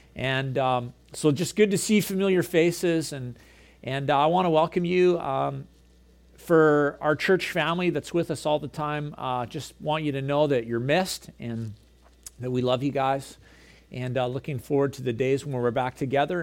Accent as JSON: {"language": "English", "town": "Gibsons", "region": "British Columbia", "country": "Canada", "tie": "born or raised there", "also_born_or_lived": "Prince George", "said": "I grew up here in Gibson's."}